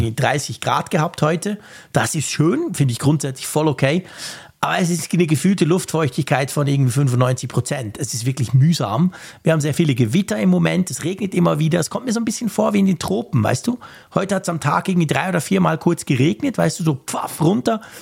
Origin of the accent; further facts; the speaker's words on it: Switzerland; als Schweizer